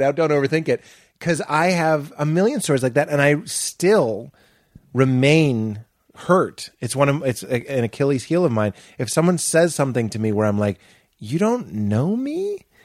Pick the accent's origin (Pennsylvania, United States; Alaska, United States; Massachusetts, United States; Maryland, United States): Massachusetts, United States; Boston; moved away; I'm from Boston, it's such a sports place